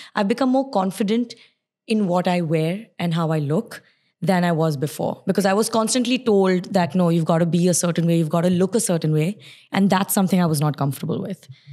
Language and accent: English; Sharjah, United Arab Emirates; also born or lived in Surat, India / Bahrain; now in Dubai, United Arab Emirates; it's Sharjah because I grew up in Sharjah. I stayed in Sharjah, but my school, college, work, everything was in Dubai